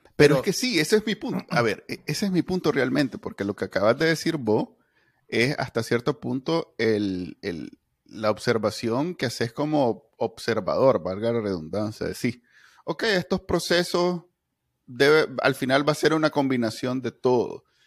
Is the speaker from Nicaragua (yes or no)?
yes; Nicaragua; somos un país conservador